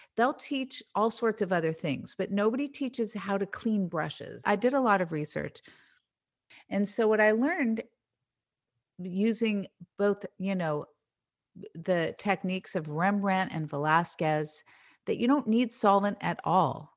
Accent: Marin County, California, United States; that era of my life that I grew up in in Marin County in the seventies

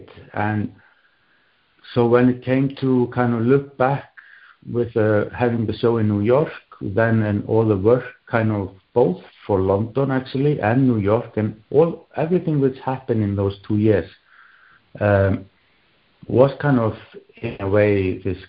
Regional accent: Iceland; also born or lived in Berlin, Germany / Bergen, Norway; now in Oslo, Norway; I am also from Iceland

